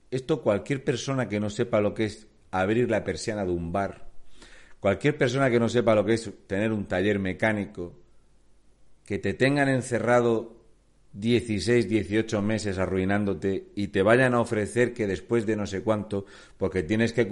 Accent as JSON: {"language": "Spanish", "region": "Region of Murcia", "country": "Spain", "moved": "yes", "lives_now": "Canary Islands, Spain", "said": "soy un murciano encabronado o también conocido como un canario empadronado."}